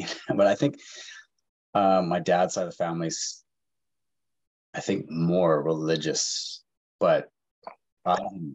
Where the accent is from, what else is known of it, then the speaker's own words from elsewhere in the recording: Vancouver, British Columbia, Canada; also born or lived in Montreal, Quebec; I was born in Montreal, raised in Vancouver area.